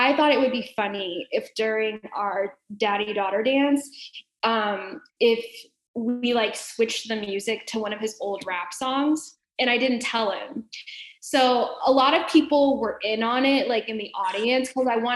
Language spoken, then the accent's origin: English; Dallas, Texas, United States; moved away as an adult; also born or lived in Arkansas / Kansas City; I'm from Dallas, Texas, and I know Southern people